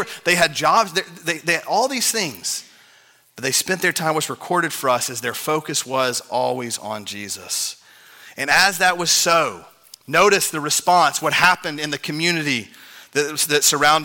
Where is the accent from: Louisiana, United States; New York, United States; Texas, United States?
Texas, United States; I'm a Texan